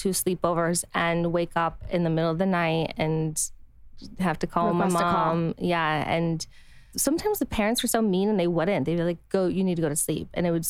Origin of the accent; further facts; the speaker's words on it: Utah, United States; I'm from Utah.